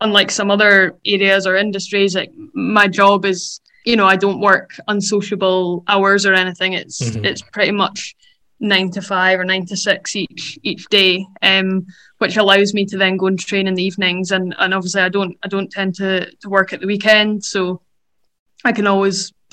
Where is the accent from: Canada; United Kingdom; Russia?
United Kingdom; Dundee, Scotland; moved away as an adult; now in Edinburgh, United Kingdom; I moved to Edinburgh from Dundee when I was 18 to go to university